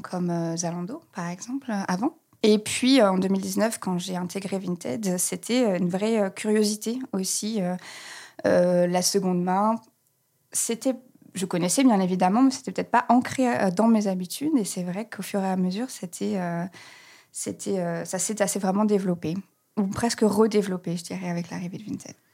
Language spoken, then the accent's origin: French; Reims, Grand Est, France; moved away as an adult; also born or lived in Grenoble; now in Berlin, Germany; je suis née à Grenoble, j'ai grandi à Reims, voilà, et ça fait maintenant plus de dix ans que j'habite à Berlin, en Allemagne